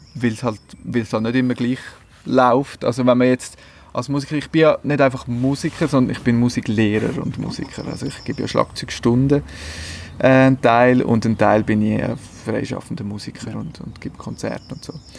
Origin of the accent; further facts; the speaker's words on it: Switzerland; bei uns in der Schweiz